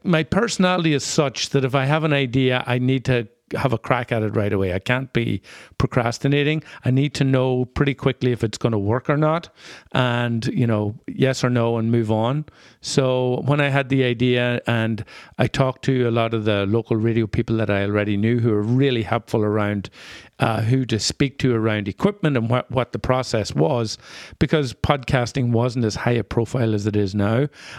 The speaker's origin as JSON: {"language": "English", "country": "Ireland", "lives_now": "Minneapolis, United States", "said": "being Irish in the Twin Cities is still a little bit of a novelty, and there is a line there that can be crossed, or you can hover close to with an accent that you probably couldn't somewhere else"}